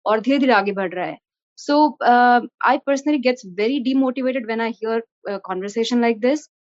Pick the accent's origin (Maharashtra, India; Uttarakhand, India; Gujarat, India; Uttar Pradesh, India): Uttarakhand, India; मैं उत्तराखंड से हूँ और उत्तराखंड में आज शायद कन्वर्जन उतना एपिडेमिक नहीं है